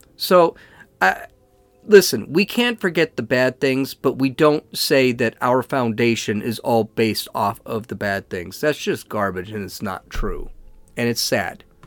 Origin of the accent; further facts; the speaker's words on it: Los Angeles, California, United States; now in San Diego, United States; I'm actually from Los Angeles, so I'm a huge Dodger fan